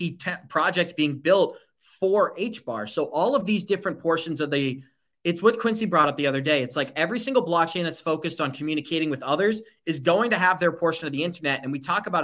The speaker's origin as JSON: {"language": "English", "country": "Lebanon", "said": "I am from Lebanon."}